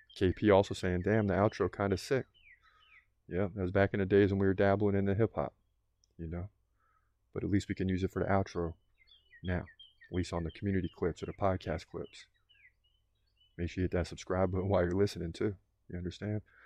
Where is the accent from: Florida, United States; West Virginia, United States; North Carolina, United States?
Florida, United States; South; I'm born and raised in South Florida